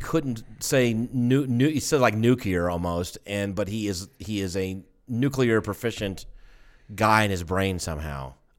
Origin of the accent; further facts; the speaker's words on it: Atlanta, Georgia, United States; I'm kind of glad I grew up at least in Atlanta.